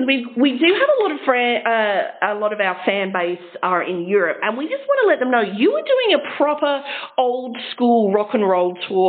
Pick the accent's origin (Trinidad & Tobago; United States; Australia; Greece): Australia; Adelaide, South Australia; we're from Adelaide